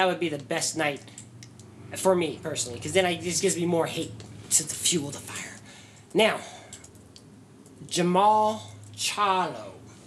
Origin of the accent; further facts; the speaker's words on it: United States; as an American